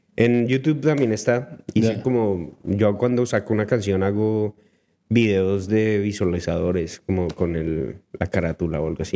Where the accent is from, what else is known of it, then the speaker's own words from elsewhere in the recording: Colombia; now in Vancouver, Canada; yo soy colombiano